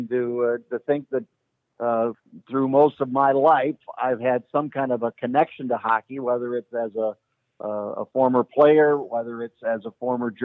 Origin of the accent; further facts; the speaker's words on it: Minneapolis, Minnesota, United States; I grew up on Queen Avenue in Minneapolis, 51st and Queen